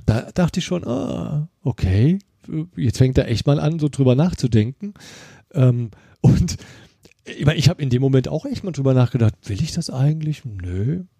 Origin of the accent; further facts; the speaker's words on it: Germany; ich komme ja aus der Eifel